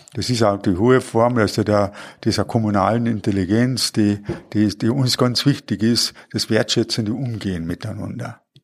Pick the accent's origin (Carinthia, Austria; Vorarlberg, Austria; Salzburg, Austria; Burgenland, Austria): Carinthia, Austria; Klagenfurt; bin ich in Klagenfurt aufgewachsen.